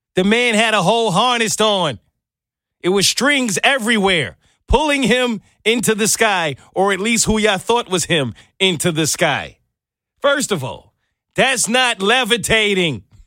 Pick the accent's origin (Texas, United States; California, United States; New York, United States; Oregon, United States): New York, United States; growing up as a kid in New York